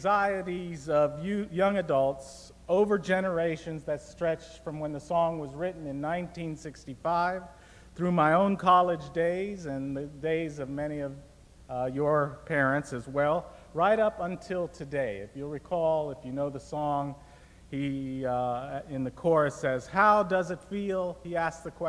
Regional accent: Tampa, Florida, United States; moved away as an adult; also born or lived in California; now in Goshen, United States; the city where I grew up in Tampa, Florida

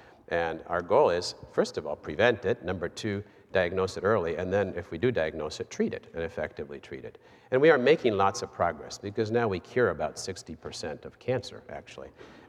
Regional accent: Goshen, Indiana, United States; also born or lived in Buenos Aires, Argentina; And yes, I was born here in Goshen, and my parents were missionaries in Argentina, so I traveled with them, didn't have a choice, and started my schooling there in Argentina near Buenos Aires

